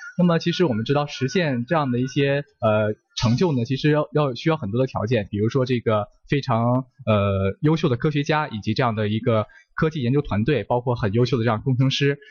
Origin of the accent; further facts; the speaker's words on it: China; 我们中国人成功完成了这个太空任务